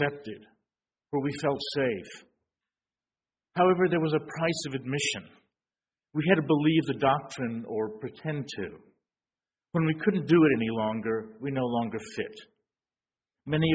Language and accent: English; San Antonio, Texas, United States; moved away as an adult; I grew up in San Antonio, though I left at the age of 18